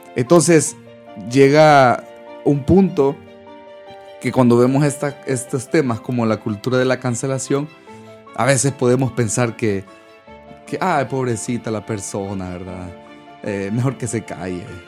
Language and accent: Spanish; El Salvador; moved away; los salvadoreños, los que somos salvadoreños, no sé si han escuchado que nos dicen guanacos